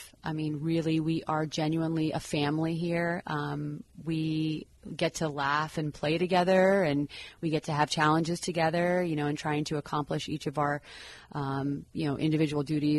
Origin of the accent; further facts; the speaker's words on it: St. Petersburg, Florida, United States; I was born and raised in St. Pete. I was born at Bayfront Medical Center